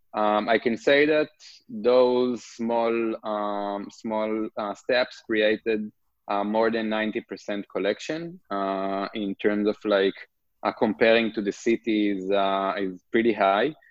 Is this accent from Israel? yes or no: yes; Israel; English is a second language; moved away as an adult; also born or lived in Brooklyn, New York; now in New York, United States; As probably you can hear, I'm from Israel originally. I'm currently located in uh, Brooklyn, New York. Um, I grew up in a kibbutz